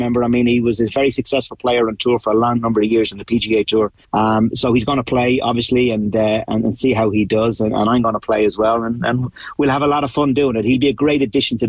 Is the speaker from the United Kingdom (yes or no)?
no; Dublin, Leinster, Ireland; I'm from Dublin and born in Dublin